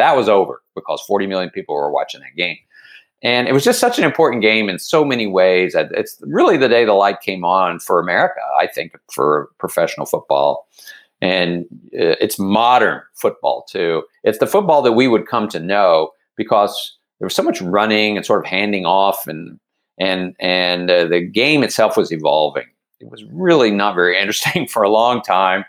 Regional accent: Dallas, Texas, United States; moved away as an adult; also born or lived in Philadelphia, Pennsylvania; now in Baltimore, United States; I've lived in Baltimore for 36 years but I am a Texan

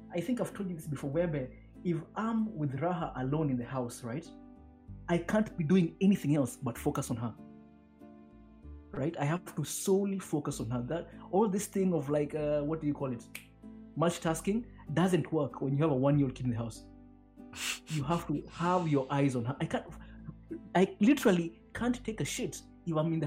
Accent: Kenya; I'm a Kenyan

